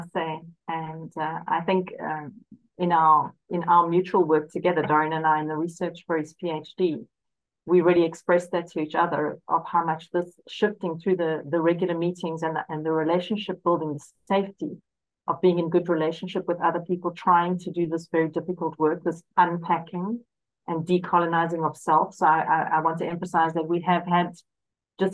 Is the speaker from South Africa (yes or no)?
yes; South Africa; I'm South African and I was educated during the apartheid era